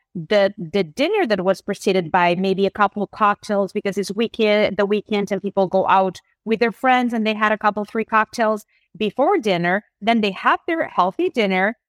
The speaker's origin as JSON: {"language": "English", "country": "Spain", "tie": "born or raised there", "second_language": "English", "moved": "yes", "said": "I grew up in Spain"}